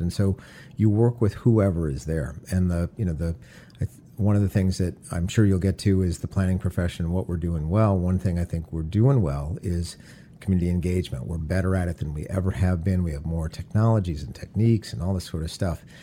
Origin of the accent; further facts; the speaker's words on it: Detroit, Michigan, United States; Growing up in Detroit, I had the ideal childhood